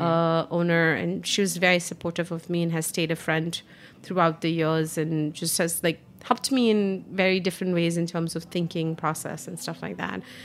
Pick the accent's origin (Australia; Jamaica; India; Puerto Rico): India; moved away as an adult; now in New York City, United States; growing up in India